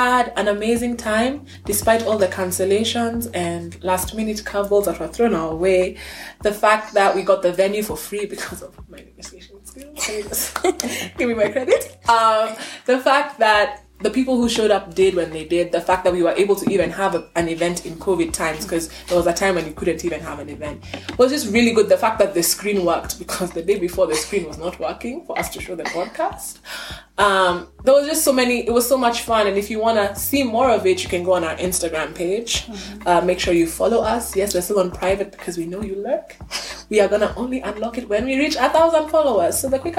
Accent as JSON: {"language": "English", "country": "Kenya", "said": "That's just the thing that I'm not Kenyan in. I don't find myself in Shags in the holidays. I was in Nairobi with the family."}